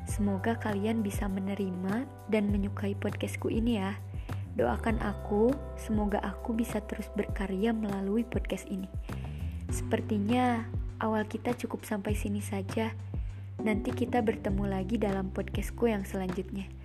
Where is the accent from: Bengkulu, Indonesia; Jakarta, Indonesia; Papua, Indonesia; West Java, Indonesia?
West Java, Indonesia; Bandung; Aku berasal dari Bandung, dari kota sejuta cerita katanya.